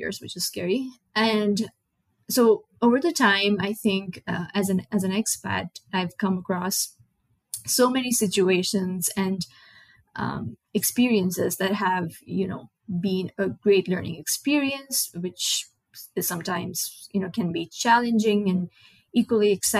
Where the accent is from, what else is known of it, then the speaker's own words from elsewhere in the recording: Nepal; first language Nepali; English is a second language; moved away as an adult; now in United States; I moved from Nepal, which is a small South Asian country.